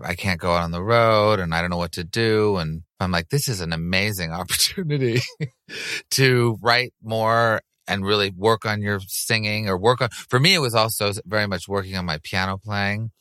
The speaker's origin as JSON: {"language": "English", "town": "Montreal", "region": "Quebec", "country": "Canada", "tie": "born or raised there", "moved": "yes", "said": "I grew up in Montreal and I speak French"}